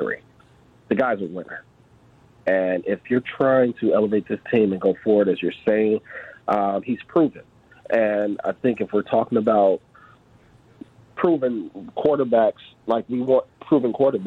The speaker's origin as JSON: {"language": "English", "town": "Chicago", "region": "Illinois", "country": "United States", "tie": "born or raised there", "moved": "as an adult", "lives_now": "Kenosha, United States", "said": "I'm from Chicago"}